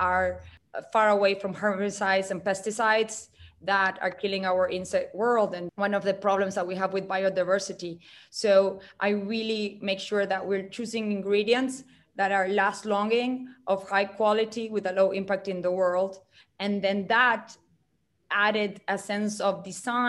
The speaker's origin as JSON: {"language": "English", "country": "Uruguay", "tie": "born or raised there", "moved": "yes", "said": "I grew up in South America"}